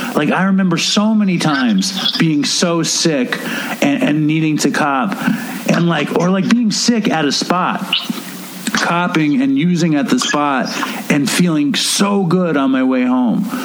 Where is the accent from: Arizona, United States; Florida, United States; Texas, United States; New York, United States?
New York, United States; New York City; moved away as an adult; also born or lived in Los Angeles; I grew up in Manhattan